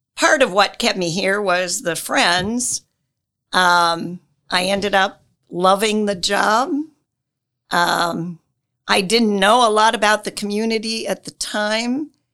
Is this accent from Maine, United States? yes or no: no; Wells County, Indiana, United States; moved away as an adult; now in Marion, United States; I grew up in Wells County.